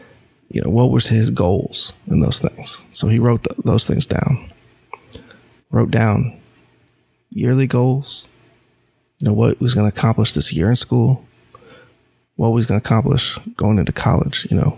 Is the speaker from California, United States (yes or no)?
no; North Carolina, United States; And because we're from North Carolina, he was completely unknown to anyone.